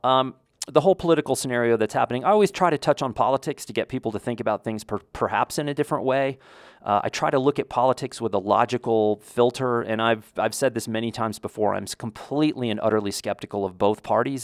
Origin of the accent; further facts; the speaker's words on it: United States; as an American